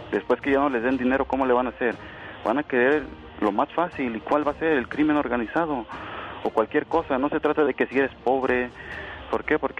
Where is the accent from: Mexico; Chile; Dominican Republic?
Mexico; Guerrero; Este, solamente para opinar, este, yo soy del estado de Guerrero.